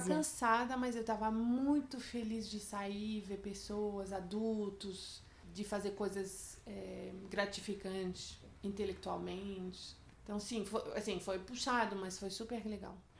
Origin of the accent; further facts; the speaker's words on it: France; moved away; eu sou francesa